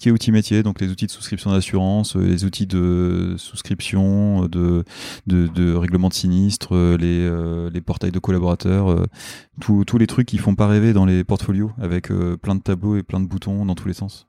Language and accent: French; Nord, Hauts-de-France, France; moved away as an adult; also born or lived in Lille; now in Paris, France; je suis du, je suis du Nord